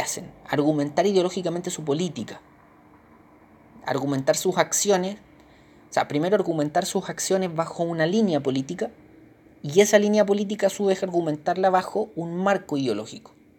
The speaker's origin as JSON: {"language": "Spanish", "country": "Chile", "said": "nosotros como chilenos"}